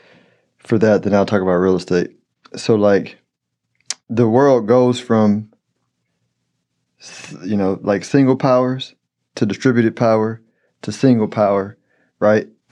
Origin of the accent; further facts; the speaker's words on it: United States; I'm an American